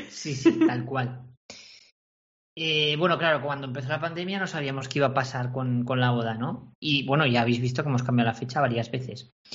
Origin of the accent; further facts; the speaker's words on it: Corella, Navarre, Spain; a Corella, ¿vale? En mi pueblo, en Navarra